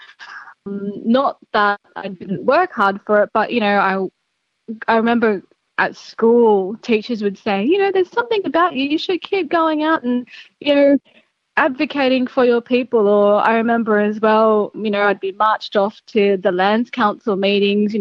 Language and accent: English; Gilgandra, New South Wales, Australia; now in Sydney, Australia; I grew up in Gilgandra in Western New South Wales